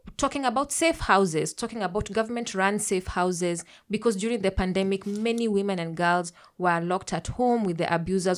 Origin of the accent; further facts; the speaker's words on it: Kenya; I'm a Kenyan queer pan-African feminist